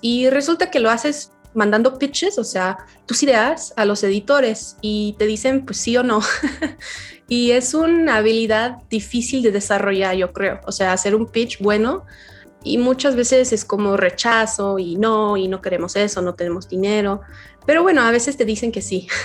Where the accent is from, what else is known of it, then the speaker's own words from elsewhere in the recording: Yorkshire and the Humber, United Kingdom; Spanish is a second language; moved away as an adult; now in Mexico; soy británica y nací en Yorkshire